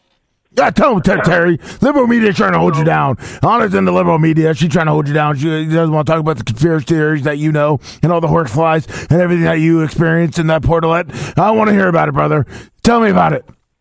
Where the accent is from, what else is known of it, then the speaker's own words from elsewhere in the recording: Canada; I'm a real American, even though I'm a Canadian and whatever.